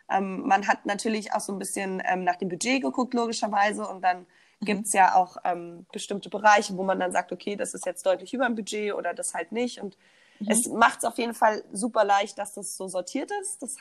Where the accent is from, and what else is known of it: Berlin, Germany